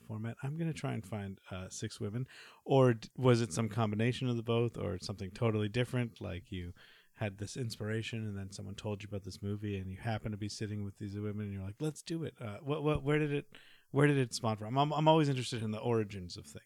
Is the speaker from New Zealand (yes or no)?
no; Canada; I am Canadian, so I should be able to speak it a little bit